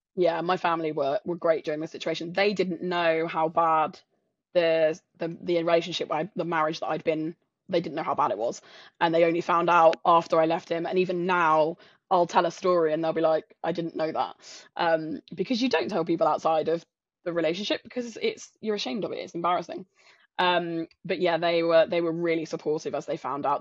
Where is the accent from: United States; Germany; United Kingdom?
United Kingdom; south coast of England; moved away as an adult; also born or lived in London; I'm not from London. I'm from a s, tiny, uh, small town on the south coast of England